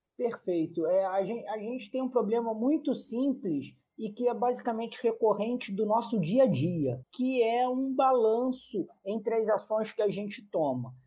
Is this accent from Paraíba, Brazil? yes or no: no; Rio de Janeiro, Brazil; eu, como carioca